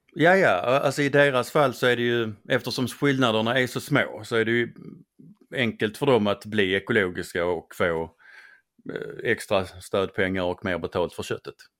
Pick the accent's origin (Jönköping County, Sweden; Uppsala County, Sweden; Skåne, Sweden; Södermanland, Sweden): Skåne, Sweden; accent: Scanian (skånska); min skånska